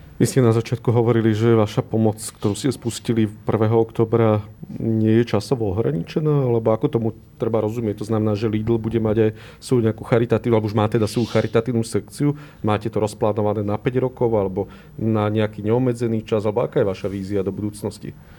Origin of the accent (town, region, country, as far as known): Bratislava, Bratislava Region, Slovakia